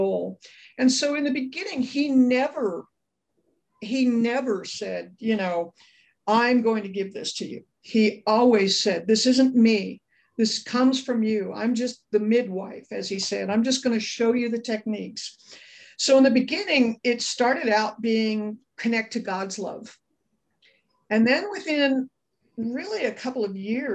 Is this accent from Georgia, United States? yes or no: no; Los Angeles, California, United States; I grew up in Brentwood, California